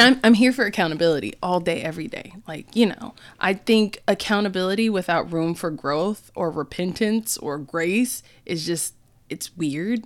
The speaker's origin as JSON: {"language": "English", "country": "United States", "said": "as an American"}